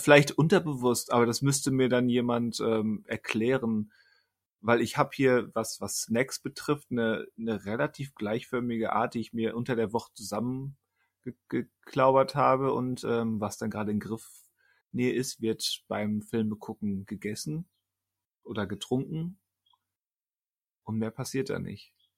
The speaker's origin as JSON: {"language": "German", "country": "Germany"}